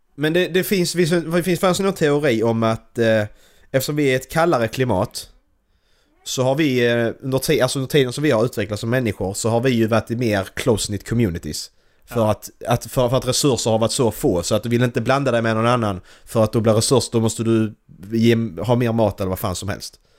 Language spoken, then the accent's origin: Swedish; Sweden; jag kommer från Sverige